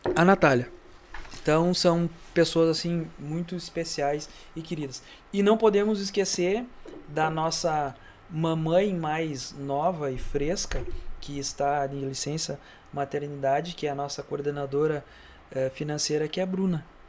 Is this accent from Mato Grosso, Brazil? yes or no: no; Santa Rosa, Rio Grande do Sul, Brazil; Da Vila Flores, então, eu nasci lá, né? sou natural da Vila Flores, de Santa Rosa